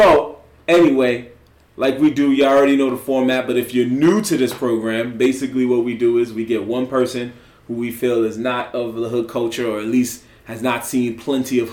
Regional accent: New York City, New York, United States; we are two dudes from the Bronx

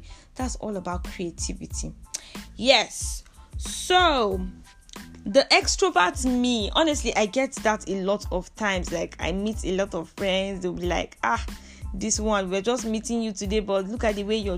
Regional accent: southern Kaduna State, Nigeria; also born or lived in Jos, Nigeria; So, I hail from the southern part of Kaduna State. Yes, I am a Nigerian

